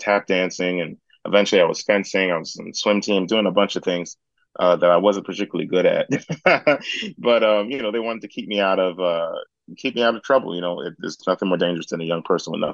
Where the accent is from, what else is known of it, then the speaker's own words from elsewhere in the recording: West Orange, New Jersey, United States; I'm from West Orange, New Jersey